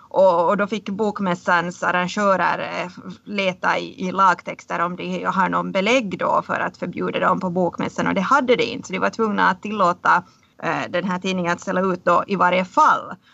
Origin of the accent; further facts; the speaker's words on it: Finland; moved away as an adult; now in Stockholm, Sweden; som finlandssvensk har man också rätt att, att få till exempel finskundervisning